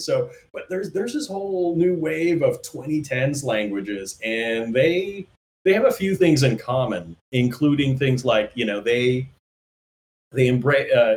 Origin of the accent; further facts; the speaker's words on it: Canada; moved away; also born or lived in Toronto; I'm a Canadian